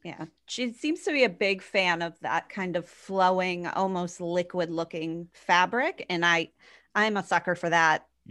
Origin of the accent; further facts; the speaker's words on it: New Hampshire, United States; I grew up in New Hampshire